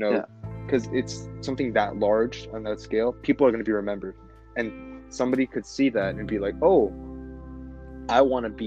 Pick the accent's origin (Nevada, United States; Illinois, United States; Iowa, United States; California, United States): Nevada, United States; Las Vegas; we're from Vegas